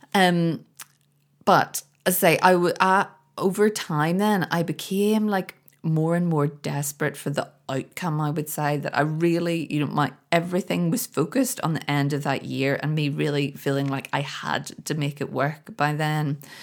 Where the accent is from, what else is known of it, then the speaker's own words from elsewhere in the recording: Belfast, Northern Ireland, United Kingdom; moved away; here in Belfast. I'm over visiting my family and friends for the first time in a very, very long time. I feel so great to be back. I grew up here